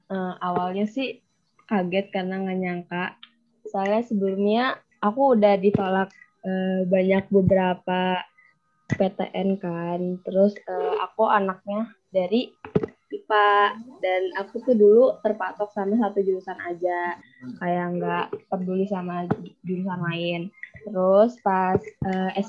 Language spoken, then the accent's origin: Indonesian; Bekasi, West Java, Indonesia; perkenalkan … asal dari Bekasi.